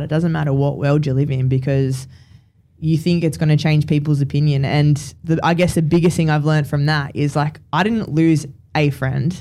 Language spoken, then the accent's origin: English; Campbelltown, New South Wales, Australia; we we grew up in Campbelltown, which is like half an hour away from um, the area then we then moved